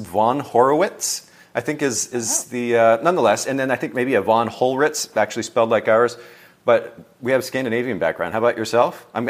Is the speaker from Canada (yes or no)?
no; Japan; I don't know if you know this, Leandra, but I grew up in Japan, and my last name in Japan, the way that the Japanese people pronounce it is ….